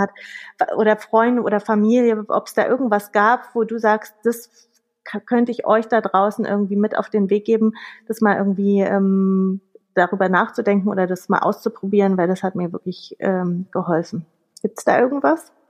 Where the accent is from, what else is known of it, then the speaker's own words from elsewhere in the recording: Berlin, Germany; Ich bin gebürtige Berlinerin, das ist hier mein Hauptwirkungskreis, Berlin, Brandenburg, Mecklenburg